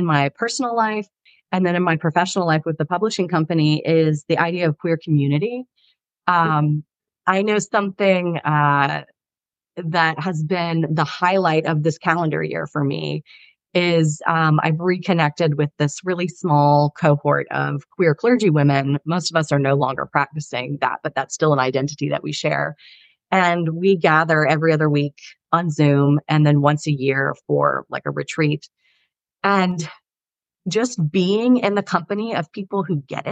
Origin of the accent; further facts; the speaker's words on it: the South, United States; I'm from the South